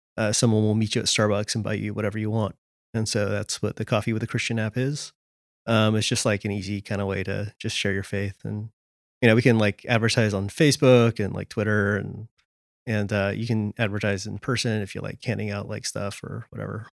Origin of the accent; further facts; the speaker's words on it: California, United States; moved away as an adult; now in Washington, D.C., United States; I grew up in California and, uh, moved to D C around twelve years ago